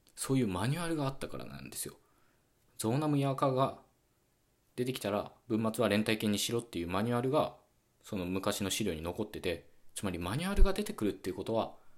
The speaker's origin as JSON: {"language": "Japanese", "region": "western Japan", "country": "Japan", "tie": "born or raised there", "said": "僕自身もですね、西日本出身だもんですから"}